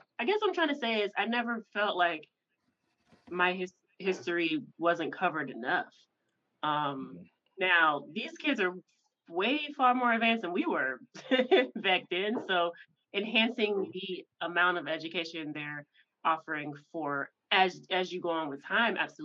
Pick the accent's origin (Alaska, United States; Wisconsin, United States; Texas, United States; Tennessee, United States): Tennessee, United States; Memphis; I grew up in the South too. So I grew up in Memphis